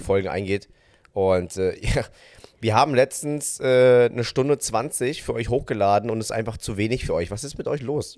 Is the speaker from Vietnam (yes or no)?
yes; Vietnam; ich als Vietnamese